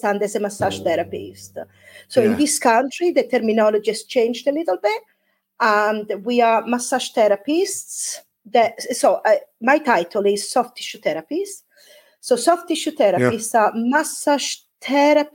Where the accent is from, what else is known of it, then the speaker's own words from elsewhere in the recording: Italy; now in Devon, United Kingdom; when I go back to Italy, I don't feel Italian anymore because I've been away for such a long time.